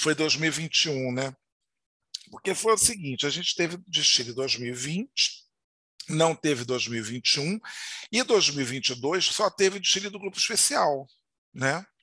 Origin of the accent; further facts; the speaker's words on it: Rio de Janeiro, Brazil; fui criado em Madureira